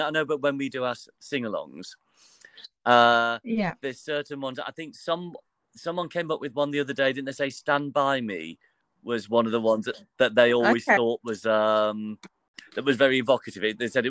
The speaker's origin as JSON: {"language": "English", "town": "Mansfield", "region": "East Midlands", "country": "United Kingdom", "tie": "born or raised there", "also_born_or_lived": "Birmingham", "lives_now": "London, United Kingdom", "said": "I grew up in Mansfield, in the middle of the country."}